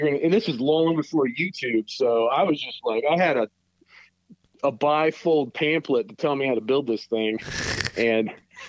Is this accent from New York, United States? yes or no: no; Southern Ohio, United States; I grew up in Southern Ohio.